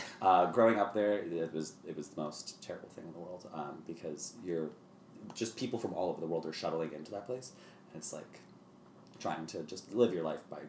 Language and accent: English; near West Point / Woodbury Commons, New York, United States; I'm born and raised here, a little bit north of the city